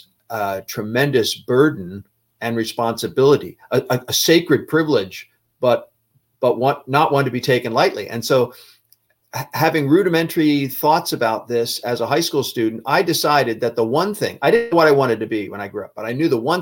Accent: Philadelphia, Pennsylvania, United States; I grew up in the Philadelphia, Pennsylvania area.

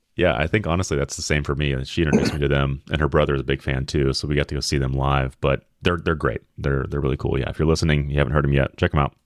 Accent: Memphis, Tennessee, United States; I'm from Memphis

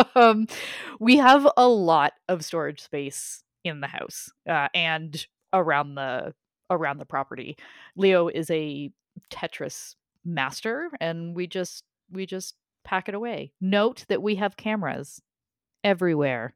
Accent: Canada

